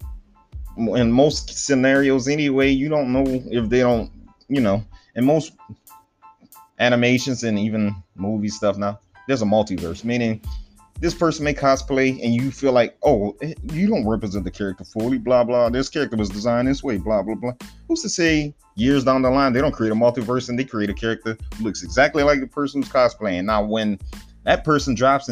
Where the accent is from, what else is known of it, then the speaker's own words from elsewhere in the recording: Cajun region, the South, Louisiana, United States; moved away; But I'm from the Cajun region down there in the South.